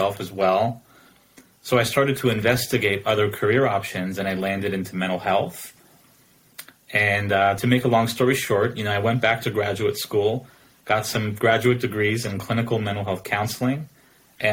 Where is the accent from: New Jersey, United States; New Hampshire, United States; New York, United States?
New Jersey, United States; moved away as an adult; now in Oregon, United States; I was born and raised in New Jersey on the East Coast pretty much my entire life.